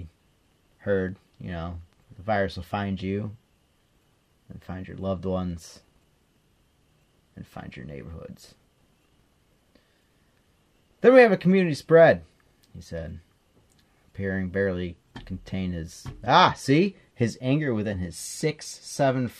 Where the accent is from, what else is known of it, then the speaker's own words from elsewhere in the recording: United States; I'm American